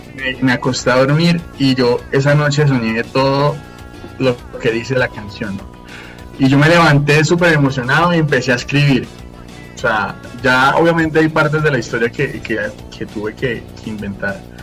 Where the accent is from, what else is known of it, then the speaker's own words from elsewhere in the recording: Fusagasugá, Cundinamarca, Colombia; now in Bogotá, Colombia; soy nacido en Fusagasugá y bueno, me encuentro en Bogotá, acá trabajo